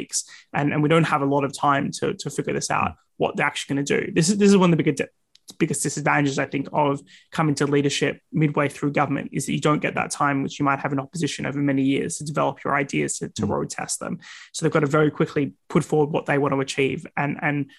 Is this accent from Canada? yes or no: no; Australia; now in United Kingdom; In my home country, Australia